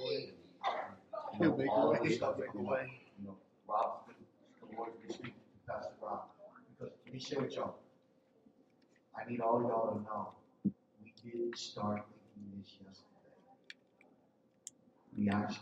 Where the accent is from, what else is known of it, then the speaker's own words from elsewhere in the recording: Philadelphia, Pennsylvania, United States; I'm from North Philly, right? Which means I wasn't raised.